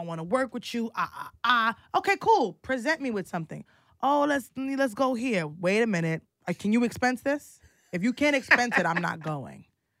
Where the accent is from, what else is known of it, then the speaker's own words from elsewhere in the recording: New York City, New York, United States; I am from the Bronx.